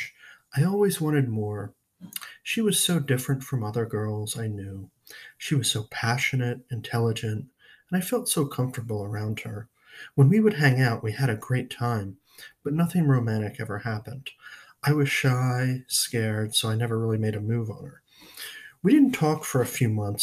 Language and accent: English; Media, Pennsylvania, United States; I lived in Media, the suburbs of Pennsylvania, or Philadelphia